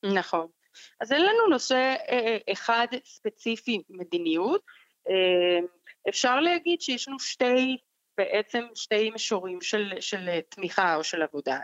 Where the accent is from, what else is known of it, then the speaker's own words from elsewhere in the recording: Colombia; Hebrew is a second language; moved away as an adult; also born or lived in New York, United States; now in Israel; אני uh, במקור מקולומביה